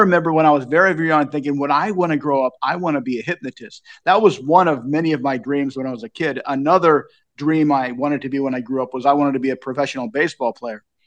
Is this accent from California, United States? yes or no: yes; Long Beach, California, United States; moved away as an adult; also born or lived in Asia / Japan; now in Lincoln, Nebraska, United States; I was born in Long Beach in the sixties. I grew up during the seventies with all the inflation